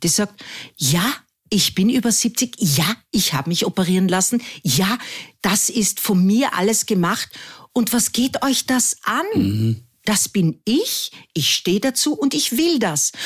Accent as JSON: {"language": "German", "region": "Carinthia", "country": "Austria", "also_born_or_lived": "Vienna", "moved": "as an adult", "said": "ich als Kärntnerin"}